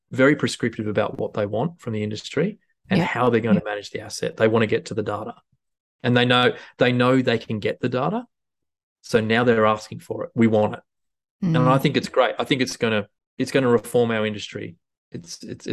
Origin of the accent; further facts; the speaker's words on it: Huskisson, New South Wales, Australia; moved away; also born or lived in Tamworth; when I was growing up in Husky